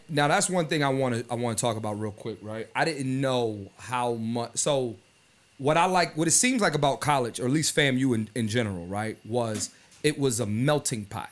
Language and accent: English; Philadelphia, Pennsylvania, United States; I'm from Philly, East Coast